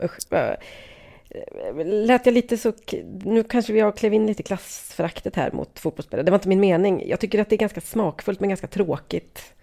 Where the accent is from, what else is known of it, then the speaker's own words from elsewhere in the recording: Sweden; som svensk